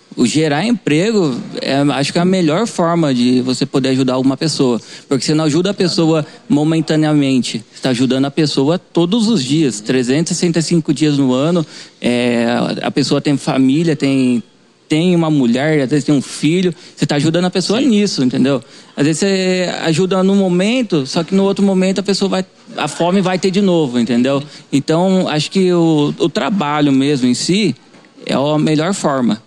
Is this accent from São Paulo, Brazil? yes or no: yes; Avaré, São Paulo, Brazil; eu sou de Avaré mesmo, nascido aqui, família inteira daqui